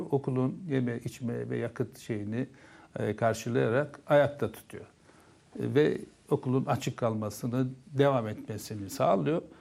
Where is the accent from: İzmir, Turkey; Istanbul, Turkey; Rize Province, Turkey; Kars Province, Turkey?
Kars Province, Turkey; Susuz; Ben Karslıyım. Kars'ın Susuz ilçesinde. E, bizim yaşadığımız e, kasabada bir e, köy, enstitü vardı. Adı Cilavuz Köy Enstitüsü'ydü.